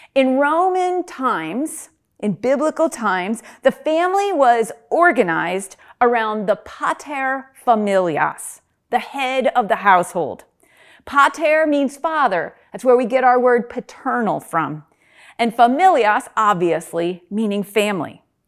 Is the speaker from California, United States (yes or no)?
no; upstate New York, United States; moved away as an adult; also born or lived in Reading, Pennsylvania; now in Pennsylvania, United States; I'm not originally from Pennsylvania. When I moved from upstate New York to Reading, Pennsylvania to attend Albright College